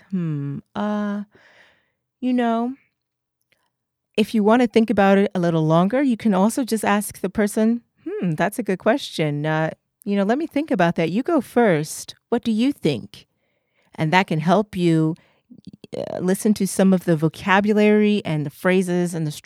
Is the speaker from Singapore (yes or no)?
no; England, United Kingdom; I'm English